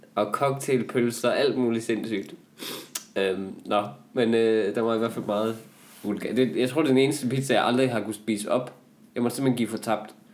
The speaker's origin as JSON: {"language": "Danish", "area": "Northwest Jutland", "region": "Central Denmark Region", "country": "Denmark", "said": "vi er jo begge to fra øh, Vestjylland. Ja. Jeg, jeg er fra Nord, Nordvestjylland"}